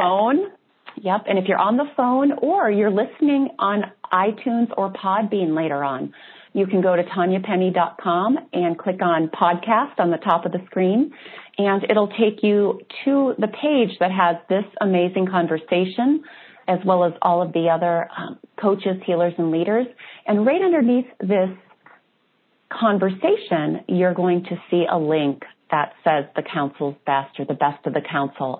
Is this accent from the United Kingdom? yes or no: no; Wisconsin, United States; i am from Wisconsin